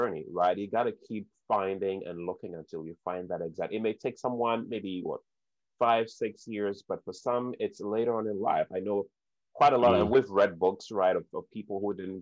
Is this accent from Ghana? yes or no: yes; Ghana; growing up in Ghana